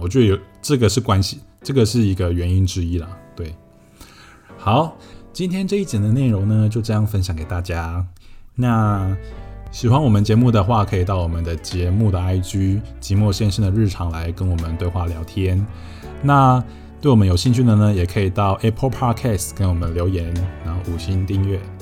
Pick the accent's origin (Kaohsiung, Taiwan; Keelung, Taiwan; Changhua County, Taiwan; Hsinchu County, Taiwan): Changhua County, Taiwan; Shetou; 我家就是住在彰化社头嘛，我的老家。 然后我的老家是一个三合院，是传统的那种三合院，就是墙壁都是用那种红砖瓦块堆砌而成的。 然后屋顶是用瓦片一片一片堆起来的，所以我家就是那种很传统的三合院